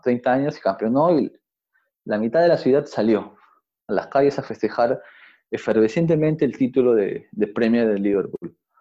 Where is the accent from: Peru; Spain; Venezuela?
Peru; cómo somos los peruanos, cómo nos comportamos